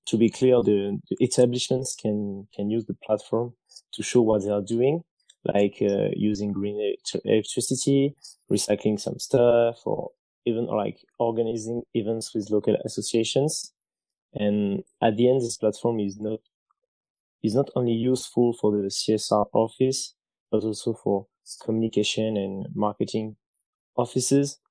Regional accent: France; moved away as an adult; also born or lived in China; I'm from France

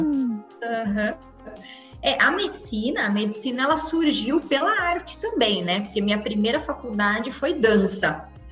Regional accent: Americana, São Paulo, Brazil; Nasci em Americana, São Paulo, interior

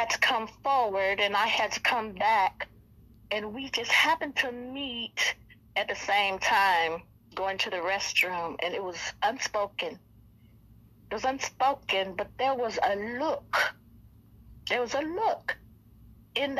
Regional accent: Joliet, Illinois, United States; two young girls from Joliet, Illinois, a prison town where people would say, you say, I'm from Joliet.

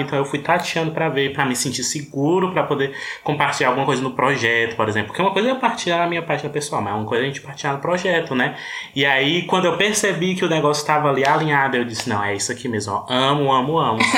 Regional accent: Ceará, Brazil; eu sou cearense, mas nordestino

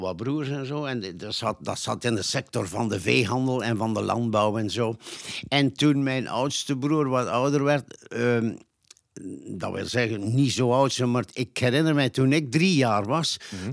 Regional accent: Nazareth, Flanders, Belgium; also born or lived in Ghent; ik ben in het midden van de Nazaretse bossen op een boerderijtje geboren

